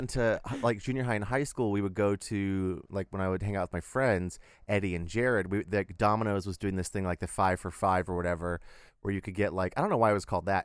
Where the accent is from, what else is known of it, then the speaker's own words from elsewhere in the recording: Texas, United States; as a Texan